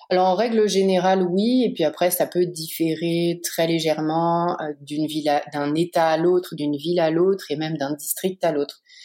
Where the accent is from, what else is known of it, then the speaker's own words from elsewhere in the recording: Paris region, Île-de-France, France; moved away as an adult; also born or lived in Pays de Gex, France; now in United States; je suis parisienne, j'ai toujours vécu en région parisienne